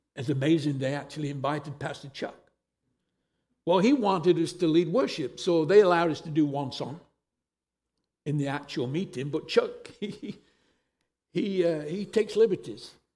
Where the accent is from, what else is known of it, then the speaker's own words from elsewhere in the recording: England, United Kingdom; moved away as an adult; also born or lived in Costa Mesa, California; now in Merritt Island, United States; I am originally from England